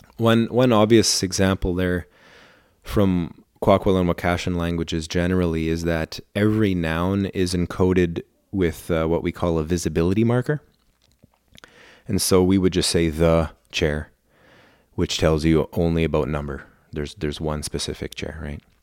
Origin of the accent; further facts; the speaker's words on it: Port Hardy, British Columbia, Canada; first language German; English is a second language; when I was growing up in Port Hardy